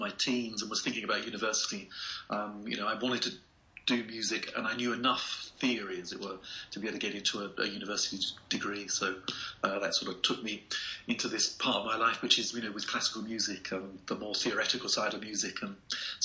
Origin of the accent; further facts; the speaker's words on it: Gillingham, South East England, United Kingdom; growing up in the UK, I grew up in a town called Gillingham, which is just outside of London, like about 60 miles from London